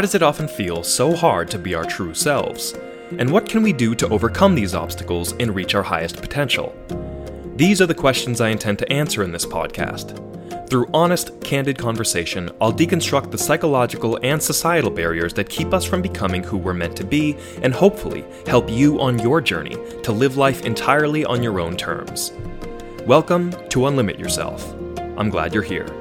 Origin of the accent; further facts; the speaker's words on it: Tewksbury, Massachusetts, United States; moved away as an adult; also born or lived in Syracuse, New York; now in Washington, D.C., United States; I grew up in Massachusetts, and although I moved around a few times, I spent most of my early years in the town of Tewksbury, Massachusetts